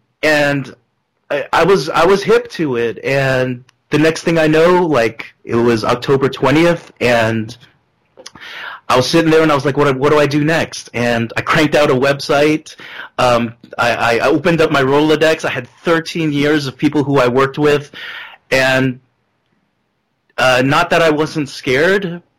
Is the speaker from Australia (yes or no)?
no; Philippines; someone being really proud of being Filipino for the longest time